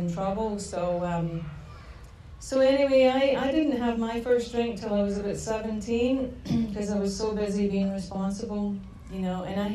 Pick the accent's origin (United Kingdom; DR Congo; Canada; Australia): United Kingdom; Scotland; moved away as an adult; also born or lived in Pasadena, California; now in United States; I was born and raised in Scotland.